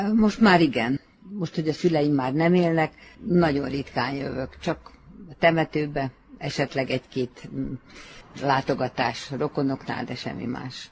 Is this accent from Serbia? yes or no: yes; Čoka, Vojvodina, Serbia; moved away; én echte csókai születésű vagyok